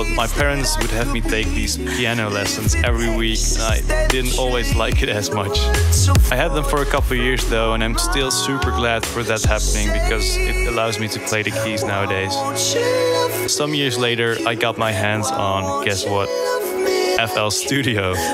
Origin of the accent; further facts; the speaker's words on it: Borkum, Lower Saxony, Germany; English is a second language; now in Enschede, Netherlands; I'm 22 years old. I'm originally from Borkum, but right now I live in Enschede for my study at the conservatory.